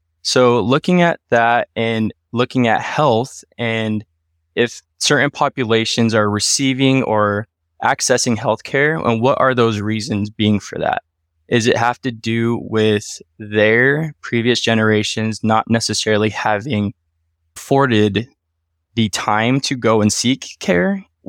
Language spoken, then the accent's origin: English; Wenatchee, Washington, United States; born there; Myself, I was born in 1992 in Wenatchee, Washington. So 30 years of Washington history, if you will.